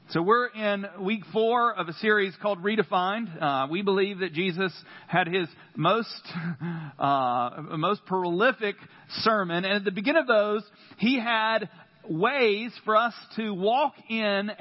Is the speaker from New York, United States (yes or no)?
no; North Carolina, United States; accent: country; I am from North Carolina